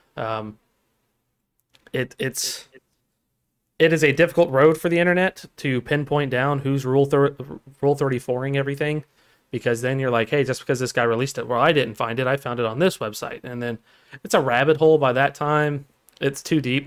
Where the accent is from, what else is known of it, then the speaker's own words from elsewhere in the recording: United States; I'm American, sir. I speak American.